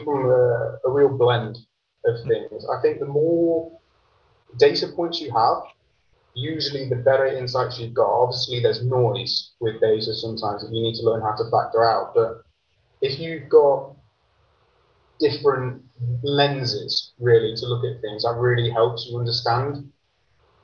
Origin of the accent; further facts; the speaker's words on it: Grantham, East Midlands, United Kingdom; I'm from the UK. I grew up in a small town in a place called Lincolnshire. The town's called Grantham.